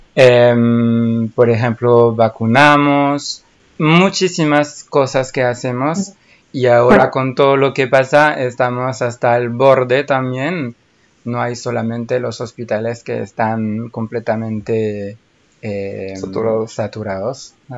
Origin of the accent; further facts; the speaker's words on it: France; Spanish is a second language; soy francés